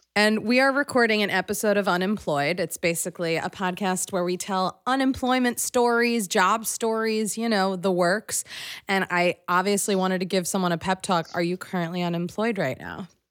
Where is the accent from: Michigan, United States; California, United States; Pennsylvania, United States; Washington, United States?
Pennsylvania, United States; Philadelphia; I'm from Philadelphia